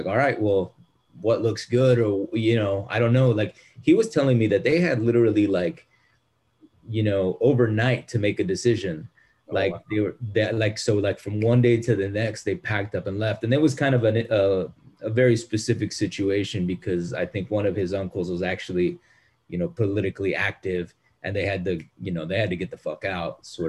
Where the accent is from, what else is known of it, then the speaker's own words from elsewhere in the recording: North Texas, United States; I grew up in Texas, in North Texas